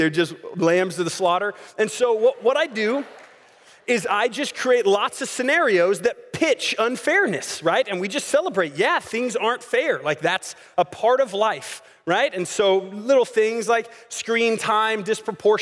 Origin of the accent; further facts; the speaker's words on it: Dallas, Texas, United States; I grew up in the Dallas area